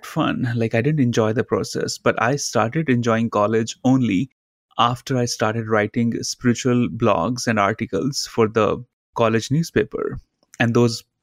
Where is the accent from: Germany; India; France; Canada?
India; Growing up in India, my father as my guru